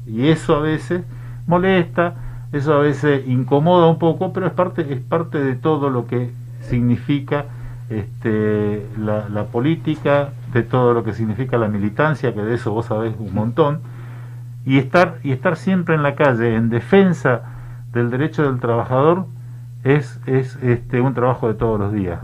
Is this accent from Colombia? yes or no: no; Misiones, Argentina; Yo soy de Misiones. Yo soy de Misiones, yo vengo del norte